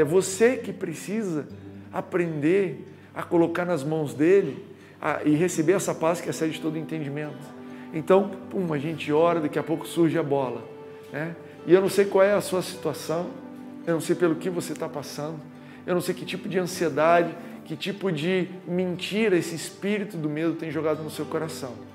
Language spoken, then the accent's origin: Portuguese; Goiás, Brazil; now in Rio de Janeiro, Brazil; quando eu mudei para o Rio de Janeiro, sou de Goiás